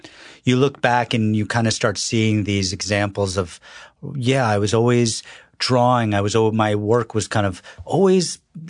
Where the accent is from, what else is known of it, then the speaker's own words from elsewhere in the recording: North Carolina, United States; born there; I was born in North Carolina, but my family's from New York.